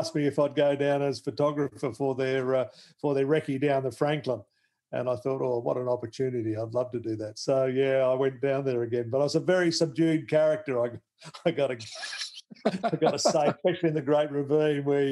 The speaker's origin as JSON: {"language": "English", "country": "Australia", "tie": "born or raised there", "also_born_or_lived": "Northern Territory / northern South Australia / Christies Beach, South Australia", "lives_now": "Melbourne, Australia", "said": "I grew up in the Northern Territory in northern South Australia and ended up on the coast at Christie's Beach back in the early 60s"}